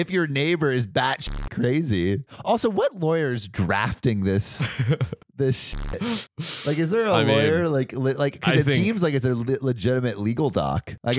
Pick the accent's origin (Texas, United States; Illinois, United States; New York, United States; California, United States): California, United States; I can't relate. I'm from California.